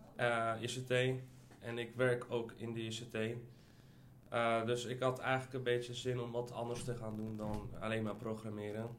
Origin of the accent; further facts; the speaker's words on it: Almere, Flevoland, Netherlands; moved away as an adult; also born or lived in Ukraine; now in Amsterdam, Netherlands; Ik ben opgegroeid in Almere, maar ben vorig jaar verhuisd eh, naar Amsterdam.